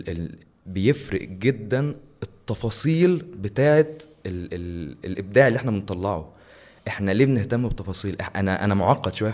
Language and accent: Arabic; Egypt